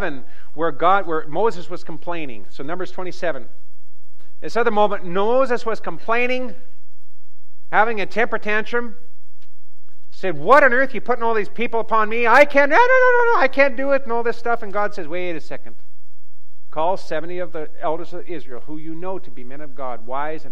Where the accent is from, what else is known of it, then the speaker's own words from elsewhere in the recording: Western Canada, Canada; I grew up in Western Canada, in the bush country